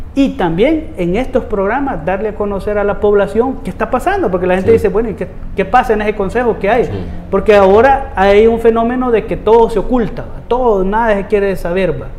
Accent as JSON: {"language": "Spanish", "town": "Soyapango", "region": "San Salvador", "country": "El Salvador", "tie": "born or raised there", "said": "Yo soy de La Coruña, de Soyapango. Allí he vivido más de 35 años"}